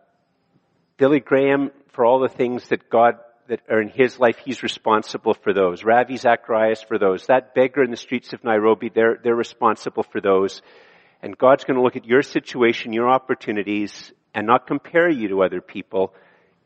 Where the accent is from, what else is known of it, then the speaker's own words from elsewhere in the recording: Ottawa, Ontario, Canada; also born or lived in Kenya; I was born in Ottawa and that I was born in a safe city at a safe time in a prosperous city